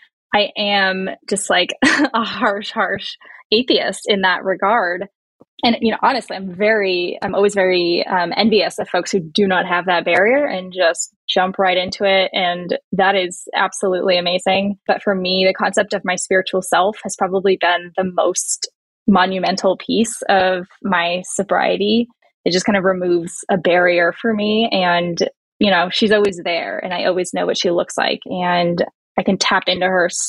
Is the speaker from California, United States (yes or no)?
yes; Bay Area, California, United States; very liberal atheist girl growing up in the Bay Area